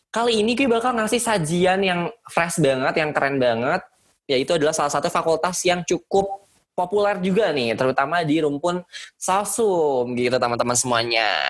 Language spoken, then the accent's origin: Indonesian; Jakarta, Indonesia; Mohon maaf Pak, uh, saya Betawi asli.